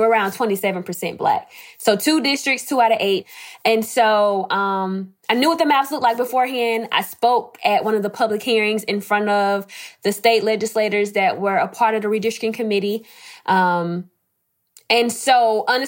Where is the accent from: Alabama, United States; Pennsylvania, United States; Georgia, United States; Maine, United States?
Alabama, United States; Mobile; I am from Mobile, Alabama. Mobile is my hometown.